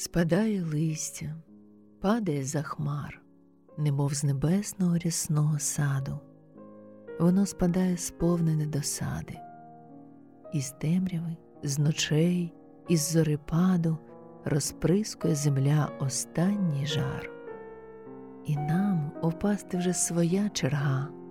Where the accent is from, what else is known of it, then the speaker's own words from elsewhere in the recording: Kyiv, Ukraine; moved away as an adult; now in Baden, Switzerland; Я українка, киянка